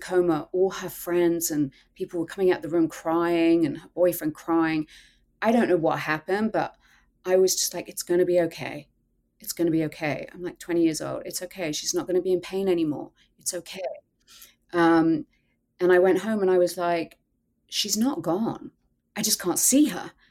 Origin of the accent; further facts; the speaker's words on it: England, United Kingdom; I grew up in England